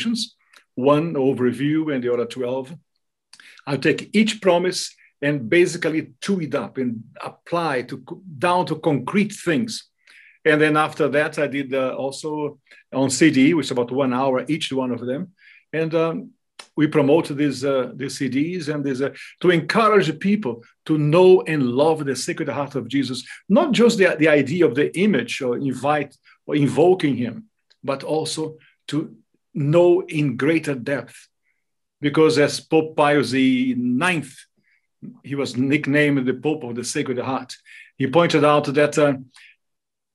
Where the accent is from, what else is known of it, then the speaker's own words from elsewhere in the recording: Brazil; first language Portuguese; English is a second language; moved away as an adult; also born or lived in Australia / New Zealand / Canada / France; now in United States; I am Brazilian by birth. I lived in Brazil until my 25th anniversary, and then I moved over overseas